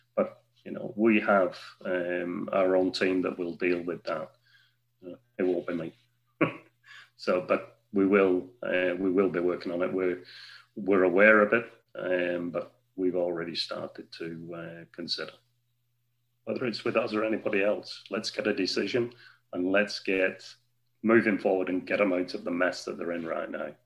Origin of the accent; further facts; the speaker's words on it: Wigan, North West England, United Kingdom; I'm a Wiganer. Okay, I've worked hard over the last few years to get uh, the company that I work with, I'm a director with, to get them interested into investments into my hometown